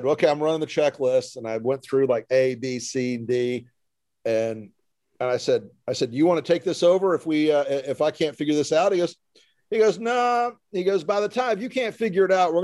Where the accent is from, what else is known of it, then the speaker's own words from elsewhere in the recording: the South, United States; I was raised in the South